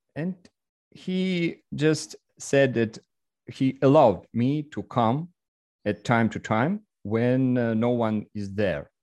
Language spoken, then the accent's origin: English; Russia; English is a second language; I'm a photographer and entrepreneur from Russia